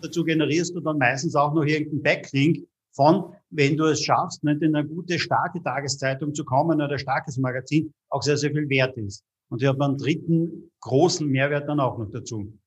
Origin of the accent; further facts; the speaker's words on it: Austria; Bei uns in Österreich